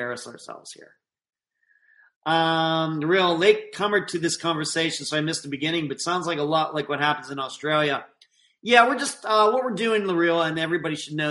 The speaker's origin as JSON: {"language": "English", "country": "United States", "said": "here in the United States, as an American citizen"}